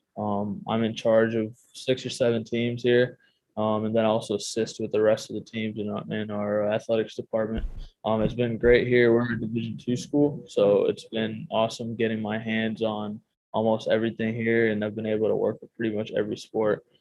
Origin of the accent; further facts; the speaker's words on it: Chicago, Illinois, United States; moved away; I'm from the Chicago area